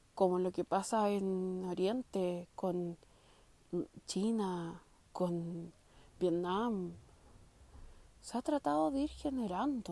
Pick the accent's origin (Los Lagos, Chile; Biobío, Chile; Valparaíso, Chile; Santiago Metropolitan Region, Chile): Santiago Metropolitan Region, Chile; San Miguel; estudié y nací en San Miguel yo